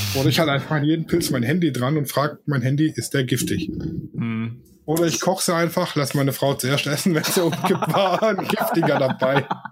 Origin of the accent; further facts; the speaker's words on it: Swabia, Germany; ich bin Schwabe